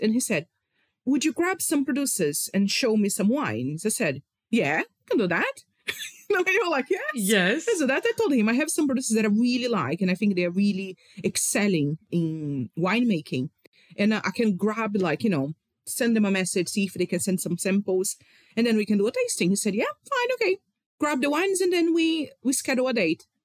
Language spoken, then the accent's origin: English; Rio de Janeiro, Brazil; I am from Rio